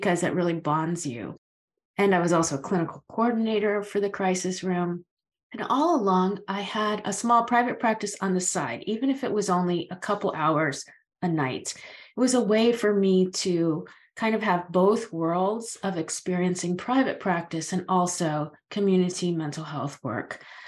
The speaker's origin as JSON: {"language": "English", "region": "Florida", "country": "United States", "moved": "yes", "lives_now": "Maine, United States", "said": "I live in Maine. I've been here a very long time, but I'm originally from Florida"}